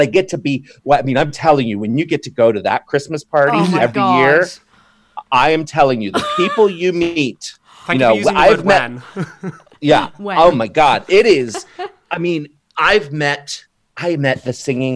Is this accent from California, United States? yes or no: no; Maryland, United States; being a fellow Marylander. Yeah. Growing up in Maryland and having family in Maryland